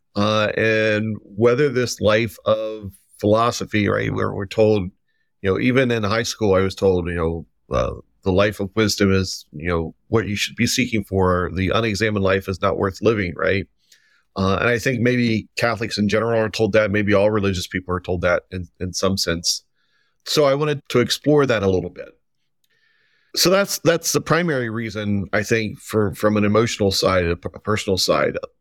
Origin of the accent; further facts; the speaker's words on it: just south of Cincinnati, Kentucky, United States; moved away as an adult; also born or lived in Oregon; now in Providence, United States; I am, uh, originally from Kentucky, um, but I grew up just south of Cincinnati